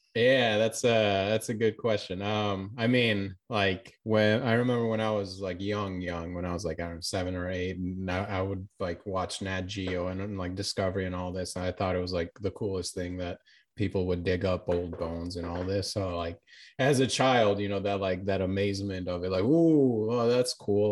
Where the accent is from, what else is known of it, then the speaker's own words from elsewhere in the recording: Florida, United States; also born or lived in Albania; I was born in Albania and I moved to America when I was young and, like, living in Florida